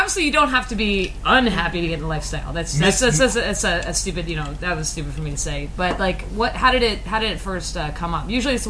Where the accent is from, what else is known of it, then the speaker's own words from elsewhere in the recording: Midwest, United States; We're from the Midwest. We don't know. Is this natural?